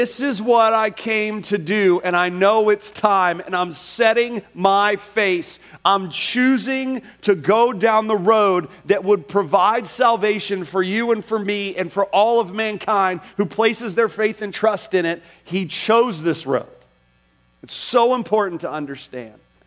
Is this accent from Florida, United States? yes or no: yes; Orlando, Florida, United States; I grew up in Orlando.